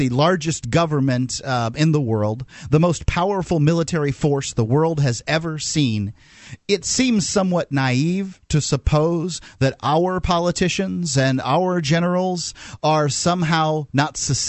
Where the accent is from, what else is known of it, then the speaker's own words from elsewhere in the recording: Southern United States, United States; accent: country; We use the country accent because we're from the South.